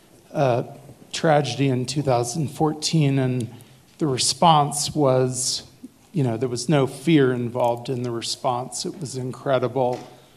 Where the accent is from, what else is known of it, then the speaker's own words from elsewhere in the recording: Kansas City, United States; I'm from Kansas City.